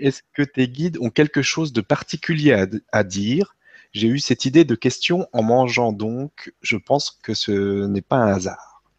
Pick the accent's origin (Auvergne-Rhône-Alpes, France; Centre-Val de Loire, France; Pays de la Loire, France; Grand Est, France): Grand Est, France; Vosges; je viens des Vosges